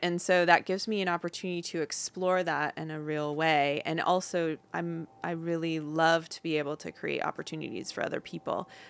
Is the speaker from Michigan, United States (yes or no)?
yes; Upper Peninsula of Michigan, United States; moved away as an adult; also born or lived in Claremont, California; now in California, United States; I grew up in the Upper Peninsula of Michigan